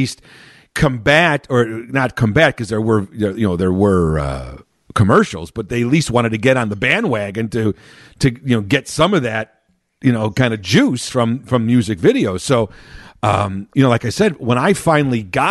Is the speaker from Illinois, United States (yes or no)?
yes; Chicago, Illinois, United States; I grew up in Chicago proper